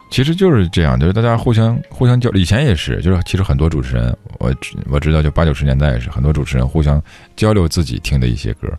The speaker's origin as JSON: {"language": "Chinese", "region": "Heilongjiang", "country": "China", "tie": "born or raised there", "said": "我们老家黑龙江"}